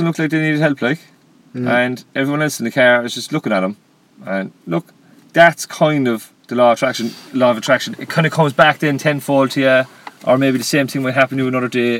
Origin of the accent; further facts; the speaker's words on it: Ireland; as Irish nation, because all the parents gave us baitings growing up